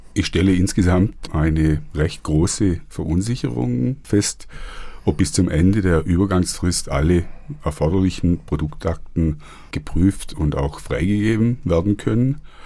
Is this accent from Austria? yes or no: no; Germany; hier bei uns in Deutschland